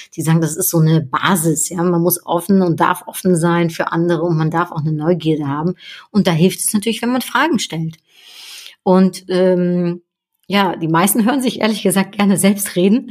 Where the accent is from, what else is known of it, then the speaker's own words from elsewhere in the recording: Netherlands; now in Cologne, Germany; wir Niederländer